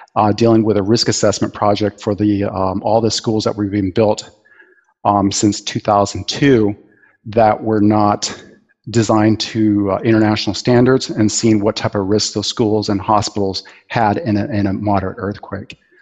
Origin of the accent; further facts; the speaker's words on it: Bay Area, California, United States; moved away; also born or lived in New Zealand / Aceh; earthquakes even as a kid, um, growing up in the Bay Area